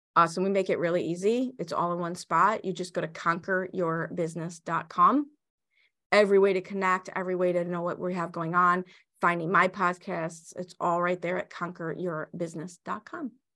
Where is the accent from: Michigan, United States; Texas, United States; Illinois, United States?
Illinois, United States; Chicago; I grew up in Chicago. I went to Chicago public schools in the seventies and eighties.